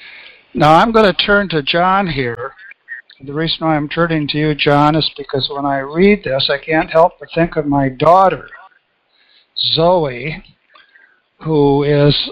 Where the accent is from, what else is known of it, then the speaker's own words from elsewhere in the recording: Grand Rapids, Michigan, United States; my hometown of Grand Rapids, Michigan